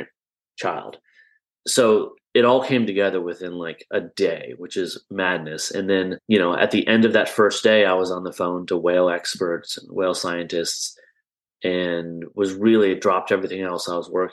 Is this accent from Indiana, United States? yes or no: no; Iowa, United States; I grew up in Iowa, so you can't get much more Midwestern and landlocked than Iowa